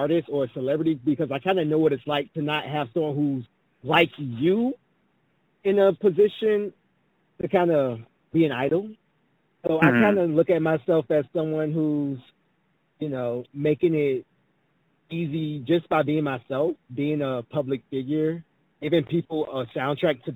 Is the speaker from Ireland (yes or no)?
no; Savannah, Georgia, United States; now in Atlanta, United States; I migrated here. I'm actually from Savannah, Georgia.